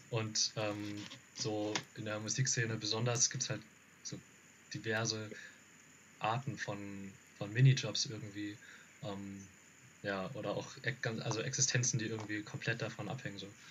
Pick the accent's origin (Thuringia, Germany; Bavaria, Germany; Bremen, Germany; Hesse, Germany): Hesse, Germany; Rhine-Main area; wir kommen aus dem Rhein-Main-Gebiet so, ähm, Darmstadt, Frankfurt, Wiesbaden